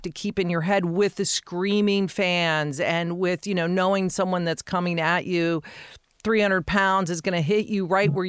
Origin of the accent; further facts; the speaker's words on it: Colorado, United States; growing up in Colorado, we were always a fourth quarter team